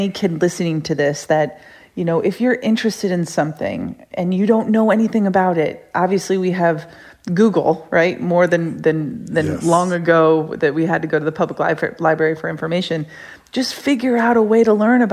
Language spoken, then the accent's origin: English; Rochester, New York, United States; I grew up in upstate New York in Rochester